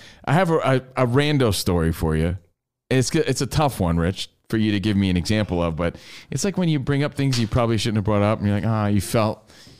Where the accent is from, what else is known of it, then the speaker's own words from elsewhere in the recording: Minnesota, United States; Yeah, hell, where are you from? I'm from Minnesota.